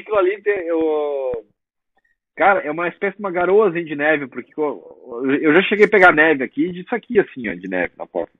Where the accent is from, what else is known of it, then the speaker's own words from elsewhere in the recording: Rio Grande do Sul, Brazil; moved away as an adult; now in United States; nós, gaúchos